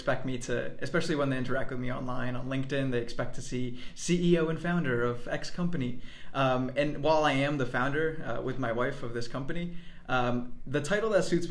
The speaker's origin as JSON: {"language": "English", "region": "northwestern New Jersey", "country": "United States", "tie": "born or raised there", "also_born_or_lived": "Mexico", "said": "I'm originally from Mexico. I'm an immigrant. I came to the U.S. When I was 4 years old. And I grew up in northwestern New Jersey"}